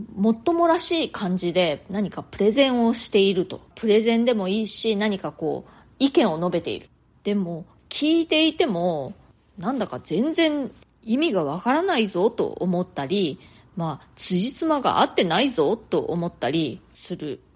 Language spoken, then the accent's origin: Japanese; Japan; moved away as an adult; now in New York, United States